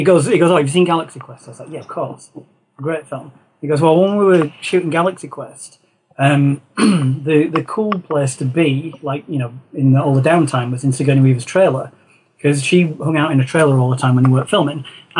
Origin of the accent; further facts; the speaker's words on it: North England, Yorkshire and the Humber, United Kingdom; I grew up in Yorkshire, North England, and My grandparents were always drinking tea